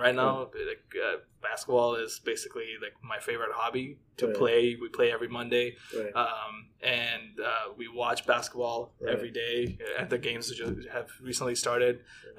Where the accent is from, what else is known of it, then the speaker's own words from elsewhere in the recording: Bangladesh; now in Toronto, Canada; back home, back in my home country from Bangladesh.